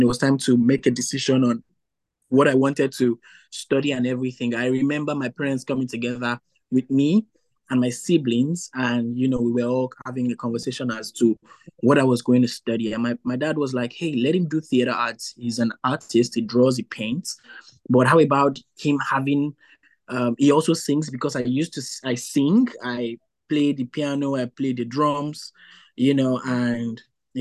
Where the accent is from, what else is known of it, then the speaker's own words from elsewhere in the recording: Nigeria; moved away as an adult; now in New Brunswick, Canada; I'm originally from Nigeria.